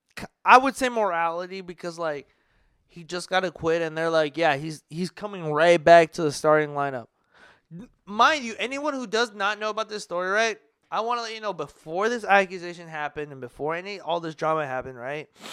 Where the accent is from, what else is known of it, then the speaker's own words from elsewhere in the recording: Midwest, United States; We're from, we're from the Midwest